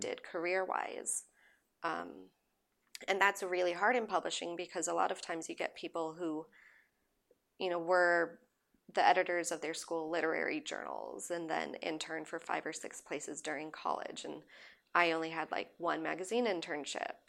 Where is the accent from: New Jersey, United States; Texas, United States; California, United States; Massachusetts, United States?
California, United States; Southern; also born or lived in London; now in Los Angeles, United States; growing up in Southern California